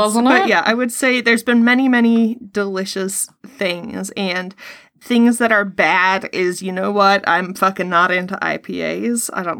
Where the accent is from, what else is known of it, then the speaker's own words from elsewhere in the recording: Ireland; accent: Irish; moved away; That is my Irish accent.